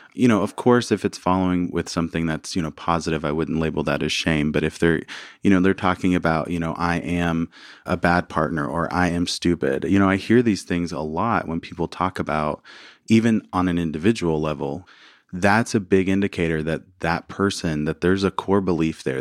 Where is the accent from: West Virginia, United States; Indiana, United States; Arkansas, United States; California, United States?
Arkansas, United States; moved away; also born or lived in New Orleans; I grew up in Arkansas, uh, small town.